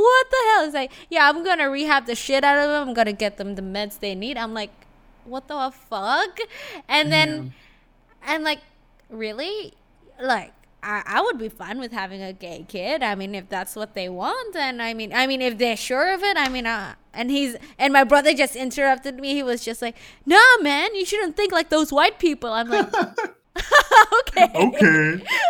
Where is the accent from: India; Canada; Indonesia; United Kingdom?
Indonesia; also born or lived in Australia; For my case, it was like, I grew up in Indonesia, technically, right?